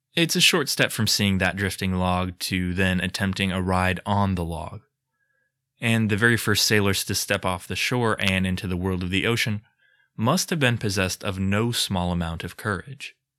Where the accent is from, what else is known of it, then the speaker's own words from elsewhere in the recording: United States; I'm too American for comfort